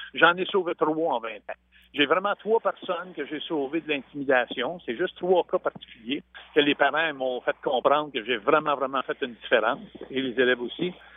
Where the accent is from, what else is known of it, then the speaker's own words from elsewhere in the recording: Saint-Sulpice, Quebec, Canada; chez nous à Saint-Sulpice. Mais moi, j'avais 4-5 ans